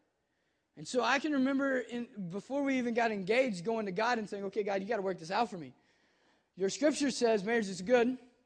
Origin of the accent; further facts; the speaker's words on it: Kentucky, United States; now in Cincinnati, United States; I'm from Kentucky